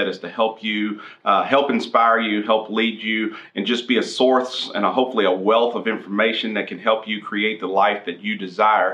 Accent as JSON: {"language": "English", "town": "Andrews", "region": "Texas", "country": "United States", "tie": "born or raised there", "said": "moved to Andrews, Texas, which is my hometown."}